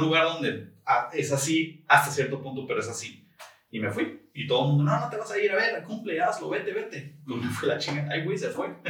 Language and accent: Spanish; Tijuana, Baja California, Mexico; moved away as an adult; now in San Diego, United States; nací? en San Diego, eh, crecí en Tijuana, en playas de Tijuana